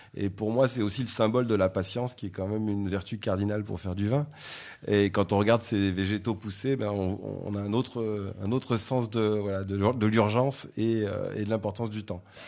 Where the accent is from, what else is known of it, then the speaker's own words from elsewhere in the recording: south of France, France; moved away; je suis originaire du sud de la France